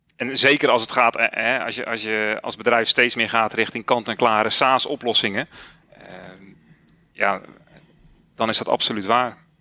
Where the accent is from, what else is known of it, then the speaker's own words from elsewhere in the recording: Zeeland, Netherlands; Ik ben 44 jaar en ik kom uit Zeeland